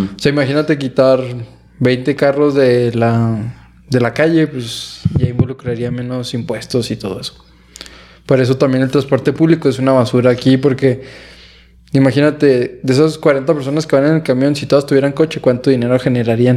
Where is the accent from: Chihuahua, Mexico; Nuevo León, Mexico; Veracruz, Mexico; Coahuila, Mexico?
Chihuahua, Mexico; Aquí en Chihuahua todos somos ingenieros o licenciados casi.